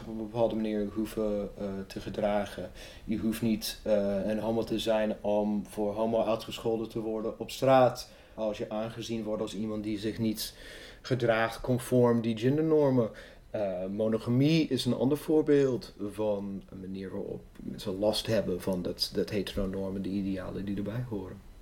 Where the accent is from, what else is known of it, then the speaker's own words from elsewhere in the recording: Evansville, Indiana, United States; Dutch is a second language; also born or lived in Amsterdam, Netherlands; now in Netherlands; Ik kom uit Evansville, Indiana. Dat is in het zuiden van de staat Indiana.